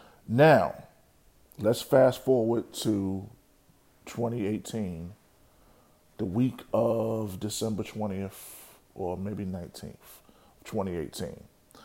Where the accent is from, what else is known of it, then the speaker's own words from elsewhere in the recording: New York City, New York, United States; moved away as an adult; now in Georgia, United States; I've been in Georgia for the past almost 15 years. I was born and raised in the Bronx. I was born and raised around Hispanics, Cubans, Dominicans, Colombians.